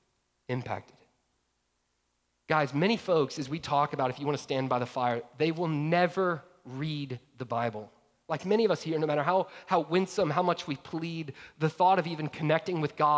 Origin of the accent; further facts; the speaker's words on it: Georgia, United States; I grew up in Georgia